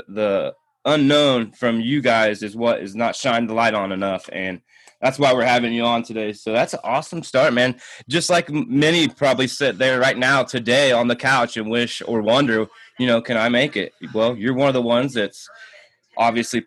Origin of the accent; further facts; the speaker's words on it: Indiana, United States; moved away as an adult; now in Colorado, United States; I'm from Indiana. Been living in Colorado since about 2007